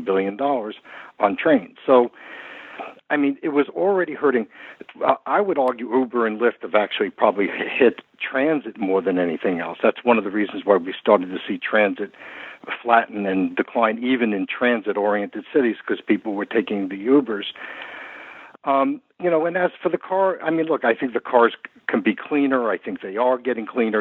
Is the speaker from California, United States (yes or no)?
no; New York, United States; as you can tell from my accent, this is my hometown.